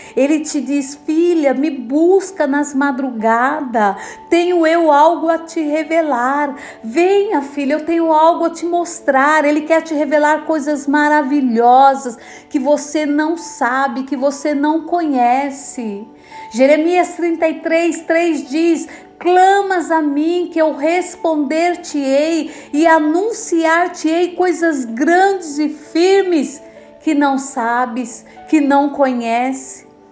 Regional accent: São Paulo, Brazil; sou de São Paulo, capital

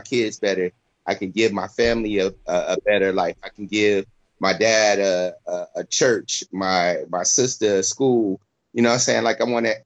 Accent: Flint, Michigan, United States; now in Florida, United States; I'm from Flint, Michigan

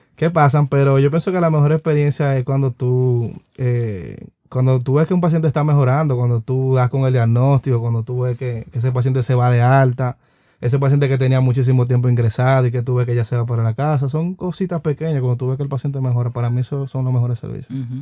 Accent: Dominican Republic; uno como dominicano

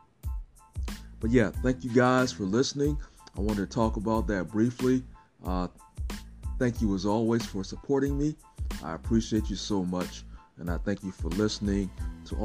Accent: Augusta, Georgia, United States; Augusta, which is where I'm from

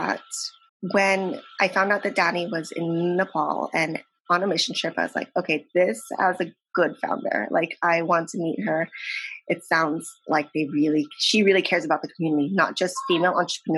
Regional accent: San Diego, California, United States; I'm in San Diego.

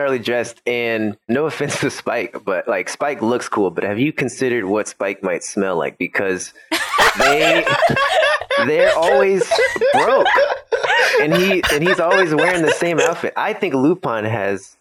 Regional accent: Paterson, New Jersey, United States; now in California, United States; I'm from Paterson, New Jersey, originally.

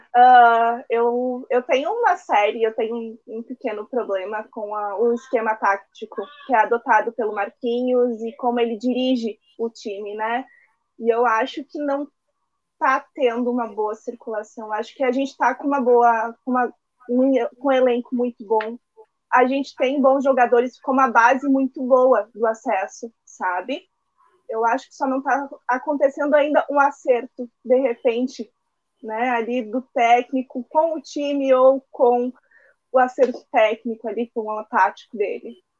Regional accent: Farroupilha, Rio Grande do Sul, Brazil; Eu sou aqui de Farroupilha, eu moro aqui em Farroupilha

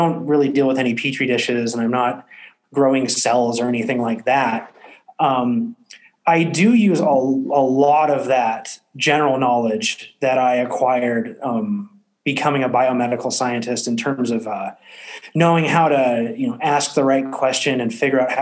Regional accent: West Coast, United States; moved away as an adult; also born or lived in Paris, France; come back to my hometown

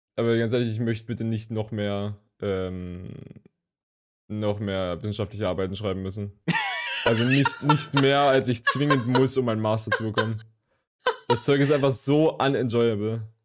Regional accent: Leipzig, Saxony, Germany; von uns als Leipziger

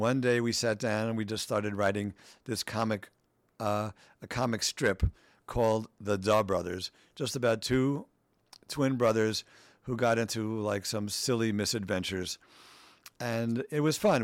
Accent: New York City, New York, United States; I grew up in Queens, middle class family

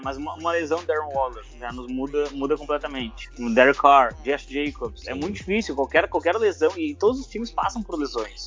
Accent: Porto Alegre, Rio Grande do Sul, Brazil; Eu sou de Porto Alegre, Rio Grande do Sul, e o Colorado fanático de criar dentro do Beira Rio

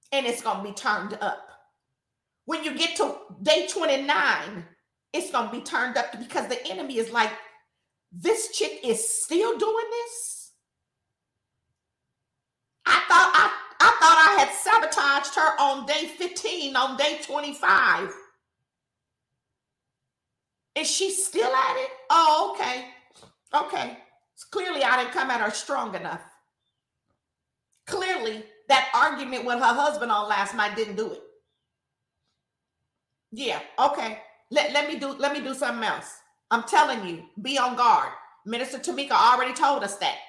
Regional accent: Richmond, United States; I grew up in Richmond, y'all. So I'm still real Richmond

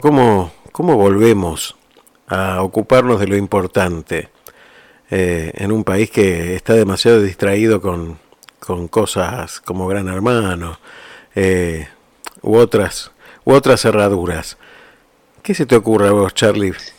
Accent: Argentina; moved away; uno no deja de ser argentino ¿eh? por, por irse de un país. Uno sigue siendo argentino y lleva la patria donde se vaya

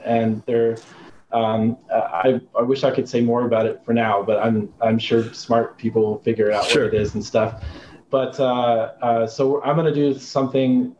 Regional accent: Arizona, United States; I grew up in Arizona

